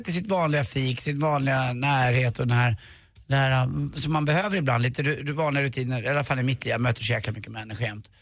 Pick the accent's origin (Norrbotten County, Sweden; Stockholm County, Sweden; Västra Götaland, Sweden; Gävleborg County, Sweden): Stockholm County, Sweden; Stockholm; Jag, jag är uppvuxen på Karlavägen 117